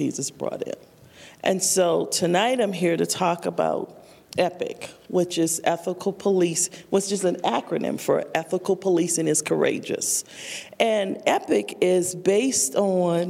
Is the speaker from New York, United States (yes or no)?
no; New Orleans, Louisiana, United States; moved away as an adult; also born or lived in Fort Collins, Colorado / Denver, Colorado; I'm originally from New Orleans